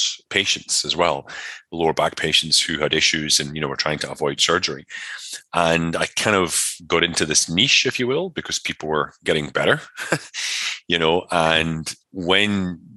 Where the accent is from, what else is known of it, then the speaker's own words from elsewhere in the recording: Scotland, United Kingdom; moved away as an adult; also born or lived in Connecticut, United States; I'm from Scotland originally, so it was a lot of rugby, mountain biking, martial arts, that kind of stuff